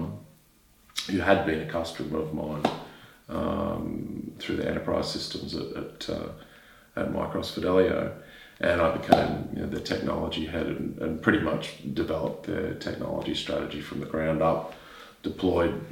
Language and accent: English; Queensland, Australia; Queensland, my home state